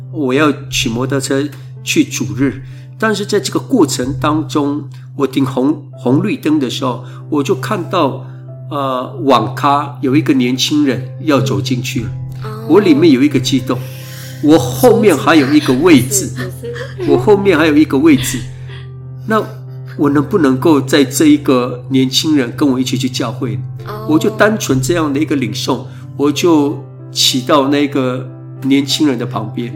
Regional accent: Taoyuan village, Kaohsiung, Taiwan; 我在部落一直到国中毕业以前，都是在部落成长的孩子

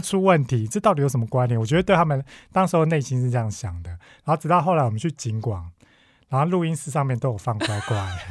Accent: Taiwan; 身为台湾人

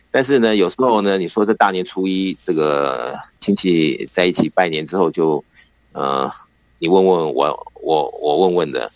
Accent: Taiwan; moved away; 以前我们小时候在台湾的这种过年

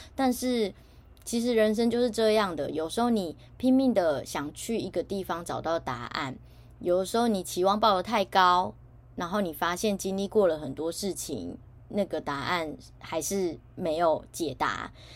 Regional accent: Taiwan; 我身在台湾

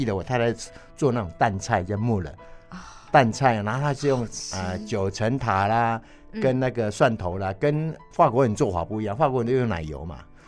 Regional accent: Taiwan; 我们台湾人

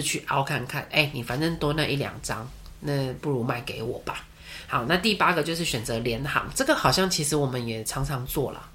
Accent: Taiwan; 我们身为台湾人

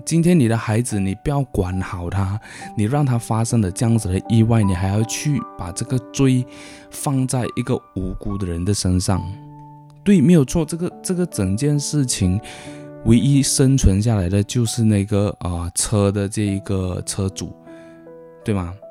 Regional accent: Malaysia; 我们，呃，马来西亚公民

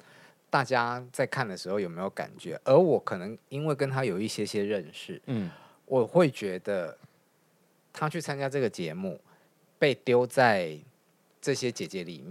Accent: Taiwan; 这就是我们台湾人角度嘛。

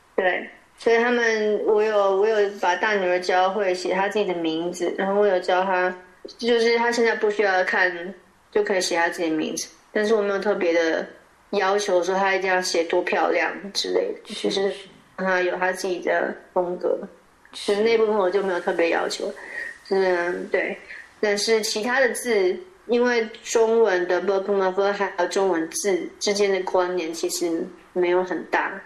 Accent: Taipei, Taiwan; first language Chinese; moved away as an adult; now in Norway; 我从小是台北市长大的

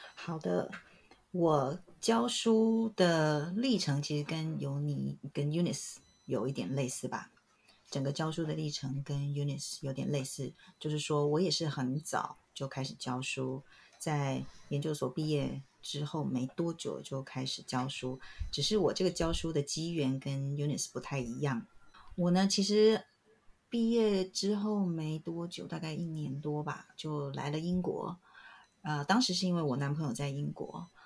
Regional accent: Taiwan; moved away as an adult; now in United Kingdom; 我本来在台湾是完全 不熟悉简体中文的

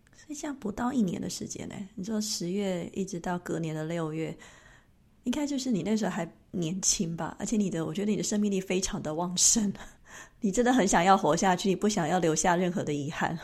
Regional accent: Taiwan; now in Switzerland; 你看我们台湾人就是好客

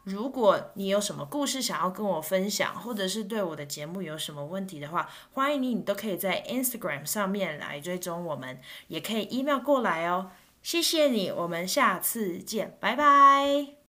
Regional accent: Taiwan; first language Mandarin; now in United States; 我是一个台湾人，我的母语是，呃，普通话，就是华语。 嗯，但是我现在住在美国

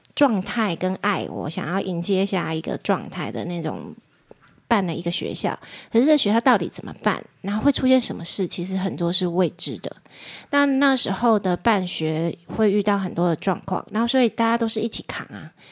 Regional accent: Tainan, Taiwan; moved away; 我高中以前是在台南长大

